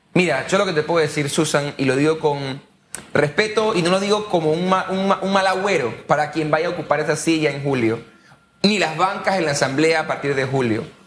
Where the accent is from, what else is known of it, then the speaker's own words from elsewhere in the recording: Panama; como panameño que me importa el país